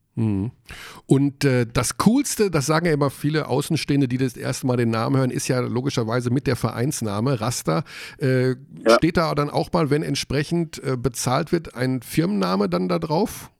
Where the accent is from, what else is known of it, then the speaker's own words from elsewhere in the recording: Hagen, North Rhine-Westphalia, Germany; ich komme aus Hagen und ich war 20 Jahre dort beim Basketball